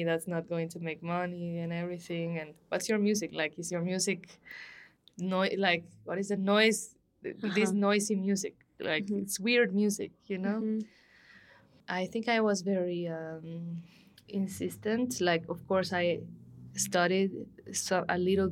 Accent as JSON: {"language": "English", "town": "Guatemala City", "region": "Guatemala Department", "country": "Guatemala", "also_born_or_lived": "Antigua, Guatemala", "moved": "as an adult", "lives_now": "Mexico City, Mexico", "said": "I'm from Guatemala City as well."}